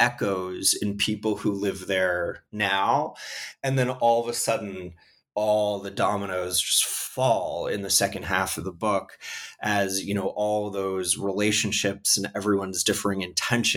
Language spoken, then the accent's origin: English; Canada; now in United States; I'm Canadian. I currently live in the United States